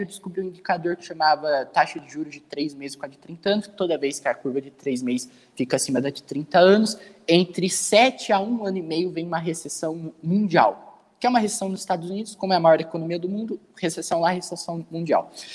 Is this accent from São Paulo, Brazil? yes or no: yes; Dois Córregos, São Paulo, Brazil; Dois córregos. Uma cidade pequenininha no interior do estado de São Paulo